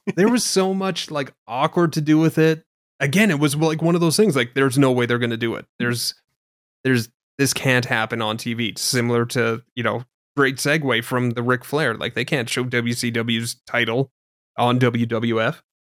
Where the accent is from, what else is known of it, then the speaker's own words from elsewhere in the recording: Canada; being Canadian